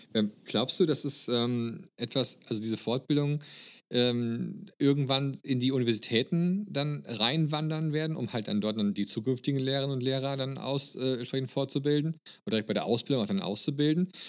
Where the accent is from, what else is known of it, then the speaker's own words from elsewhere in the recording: Germany; als Deutscher